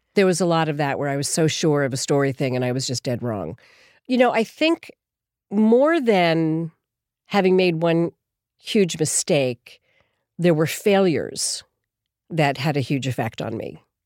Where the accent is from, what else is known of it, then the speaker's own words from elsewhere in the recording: Philadelphia, Pennsylvania, United States; moved away as an adult; also born or lived in Boston / New York; I grew up in Philadelphia, actually